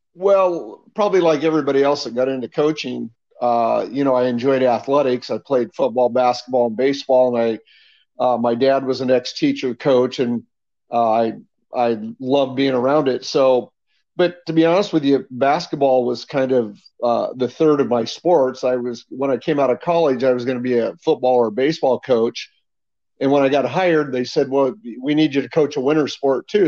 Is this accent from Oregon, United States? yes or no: yes; Hillsboro, Oregon, United States; moved away as an adult; I grew up in Hillsboro, Oregon, almost all my life, and I taught and coached there for the first almost 20 years